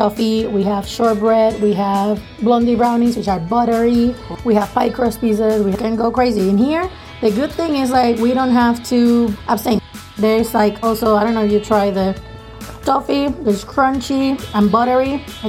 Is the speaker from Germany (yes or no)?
no; Puerto Rico; moved away; I'm originally from Puerto Rico.